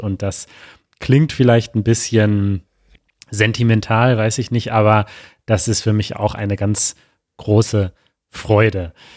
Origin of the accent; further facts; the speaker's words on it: Münster, North Rhine-Westphalia, Germany; moved away; also born or lived in Mexico; wir sind beide in Münster in Westfalen geboren